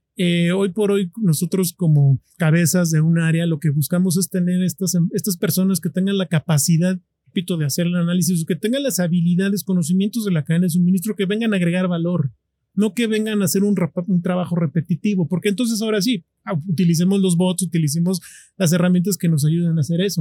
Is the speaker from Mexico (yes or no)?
yes; Mexico; nosotros como mexicanos